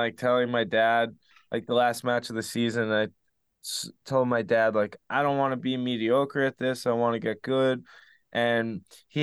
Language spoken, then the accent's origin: English; Spring Lake, New Jersey, United States; so I grew up in Spring Lake, New Jersey